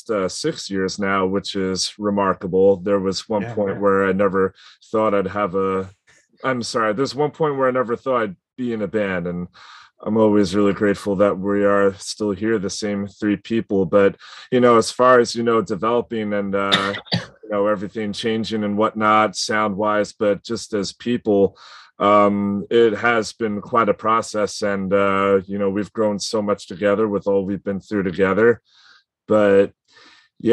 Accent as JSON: {"language": "English", "region": "New York", "country": "United States", "said": "I'm from New York"}